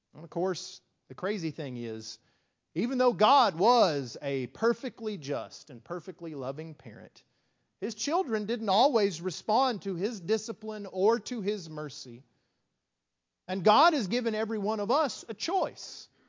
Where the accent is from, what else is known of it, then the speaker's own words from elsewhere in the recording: West Texas, United States; growing up in West Texas, small country congregation